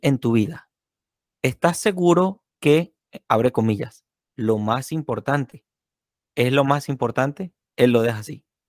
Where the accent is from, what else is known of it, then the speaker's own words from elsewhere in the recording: San Cristóbal, Táchira, Venezuela; now in Florida, United States; aquí en San Cristóbal, mi tierra natal en Venezuela